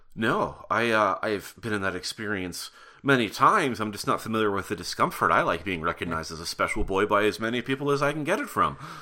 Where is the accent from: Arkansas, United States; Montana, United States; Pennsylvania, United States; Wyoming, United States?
Montana, United States; Butte; moved away; I'm from Butte, Montana